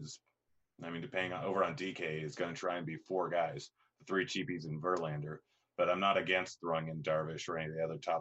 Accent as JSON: {"language": "English", "region": "Washington", "country": "United States", "accent": "Washington State", "said": "my accent, which is a Washington State accent"}